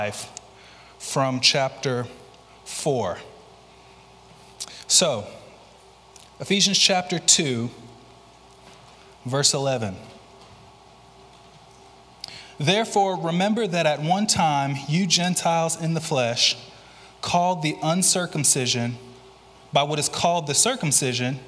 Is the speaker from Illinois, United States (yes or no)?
no; Mobile, Alabama, United States; moved away as an adult; also born or lived in Louisville, Kentucky; I'm originally from Mobile.